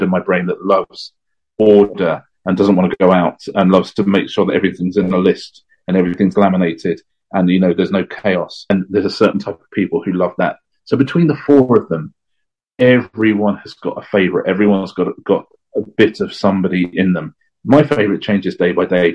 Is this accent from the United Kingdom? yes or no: yes; England, United Kingdom; as an Englishman